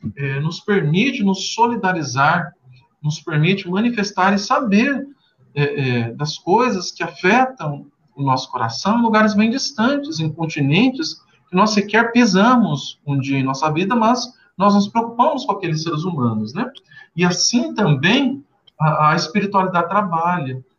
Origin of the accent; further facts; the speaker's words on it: Brazil; accent: Brazilian; now in Charlotte, United States; nós somos brasileiros que estão no exterior, que estão fora do Brasil